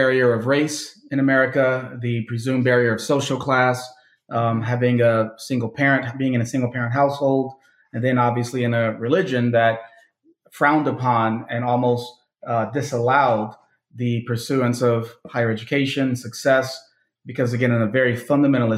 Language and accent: English; Chicago, Illinois, United States; I was born and raised in Chicago, south suburbs, well, south side of the city, and then the suburbs